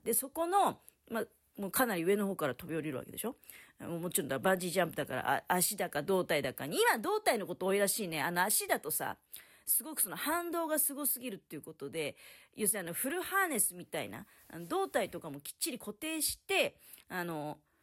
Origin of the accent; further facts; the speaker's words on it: Tokamachi, Niigata, Japan; now in Niigata, Japan; 私の実家とかだと、十日町